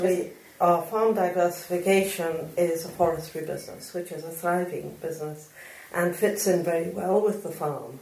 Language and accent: English; Argentina; now in Scotland, United Kingdom; I was brought up in Argentina